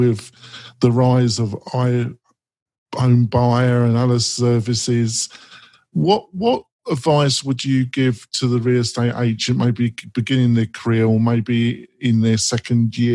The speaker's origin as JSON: {"language": "English", "region": "England", "country": "United Kingdom", "said": "I am English at my core"}